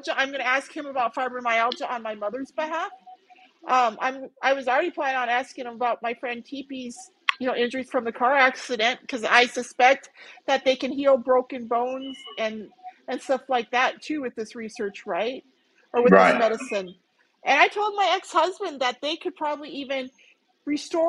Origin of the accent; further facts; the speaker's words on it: North Central Montana, United States; moved away as an adult; now in Phoenix, United States; I grew up in North Central Montana, right? And I spent most of my life in Montana.